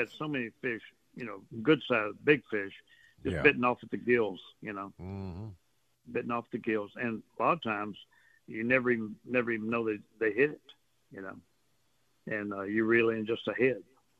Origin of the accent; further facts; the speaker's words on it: Port Arthur, Texas, United States; now in Port O'Connor, United States; I grew up in Port Arthur around alligators, back in the marsh and everything.